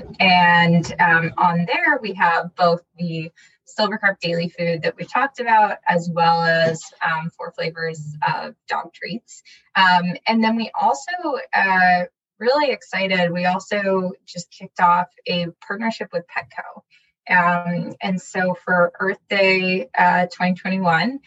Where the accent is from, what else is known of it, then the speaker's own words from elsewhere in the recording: Washington, District of Columbia, United States; also born or lived in Berkeley, California; I grew up in the DC area. I was born in Berkeley, California.